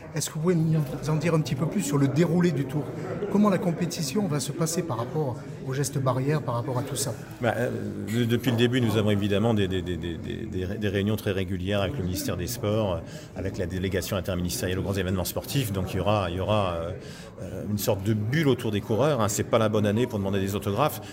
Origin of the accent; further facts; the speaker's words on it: France; chez nous en France